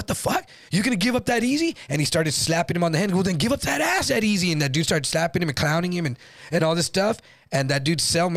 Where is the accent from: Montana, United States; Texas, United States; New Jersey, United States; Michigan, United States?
Texas, United States; San Antonio; I was from San Antonio